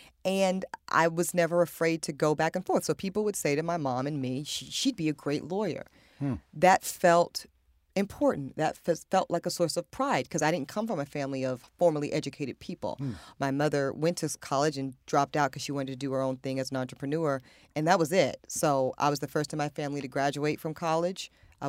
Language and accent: English; Amite, Louisiana, United States; born there; girl from the rural South originally, and then North Carolina was like a big come up for us because I was born down in Amite, Louisiana